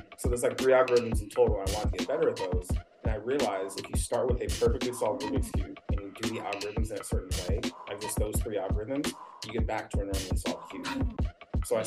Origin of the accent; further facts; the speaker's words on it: Sacramento, California, United States; moved away; also born or lived in Atlanta, Georgia; I was actually raised in Sacramento